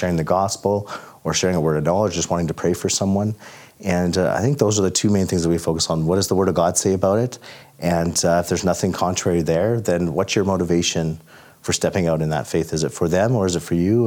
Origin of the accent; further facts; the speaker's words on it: Calgary, Alberta, Canada; now in Cold Lake, Canada; I'm originally born and raised in Calgary